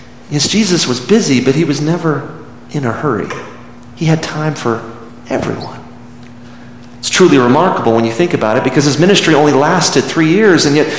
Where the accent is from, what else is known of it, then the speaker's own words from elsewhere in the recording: Midland, Texas, United States; Growing up in Midland, Texas in the 70s